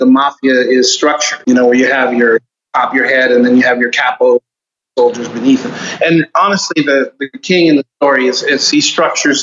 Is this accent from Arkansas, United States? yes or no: no; Homestead, Florida, United States; also born or lived in Miami; I was born and raised in Miami. And I was raised in South Florida, a small town called Homestead. That's where I grew up